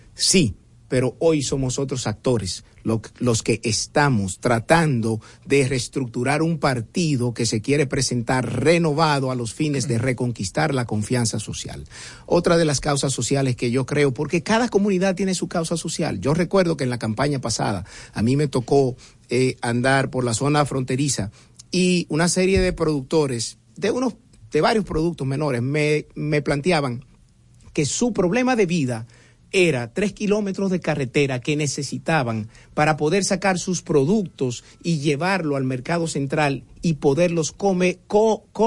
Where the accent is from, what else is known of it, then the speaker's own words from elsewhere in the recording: Santo Domingo, Distrito Nacional, Dominican Republic; me crié en Atala. El que sepa lo que es Atala sabe muy bien que es un barrio de clase media pura que está al lado de Honduras, está al frente del 30 de mayo